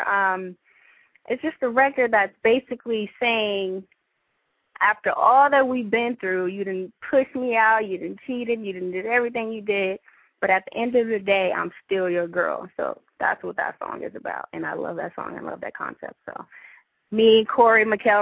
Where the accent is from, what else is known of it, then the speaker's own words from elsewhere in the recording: New Orleans, Louisiana, United States; moved away as an adult; now in Los Angeles, United States; Originally, I'm from New Orleans, you know, but I'm currently living in L.A. now. Been here for about 4 years